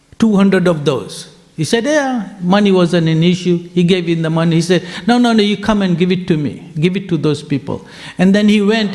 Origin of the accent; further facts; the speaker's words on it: Fiji; I'm from Fiji